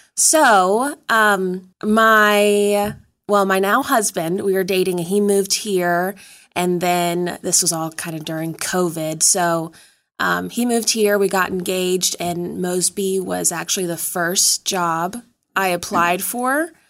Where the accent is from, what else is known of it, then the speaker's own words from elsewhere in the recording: Danville, Virginia, United States; moved away; I'm originally from Danville, Virginia